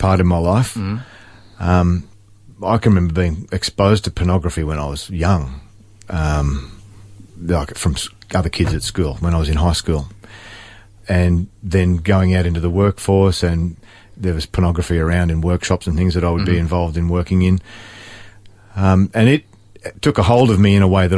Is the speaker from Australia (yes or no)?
yes; Sydney, New South Wales, Australia; also born or lived in Coffs Harbour, New South Wales; I was born in Sydney as well, and my family moved to Coffs